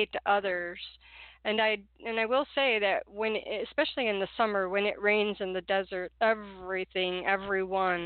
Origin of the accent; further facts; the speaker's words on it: Detroit, Michigan, United States; growing up in Detroit in the 60s